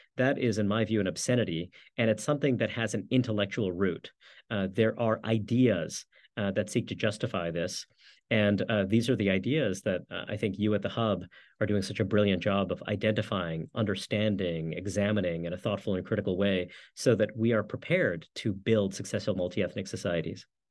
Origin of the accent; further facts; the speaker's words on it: New York City, New York, United States; I grew up in New York City